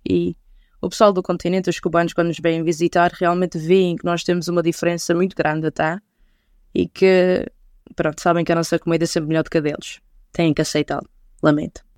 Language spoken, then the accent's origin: Portuguese; Machico, Madeira, Portugal; Eu sou da Madeira, sou da, lá da Terrinha de Machico